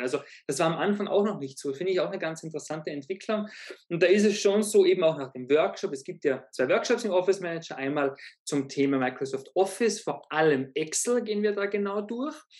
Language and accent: German; Zell am See, Salzburg, Austria; born or raised there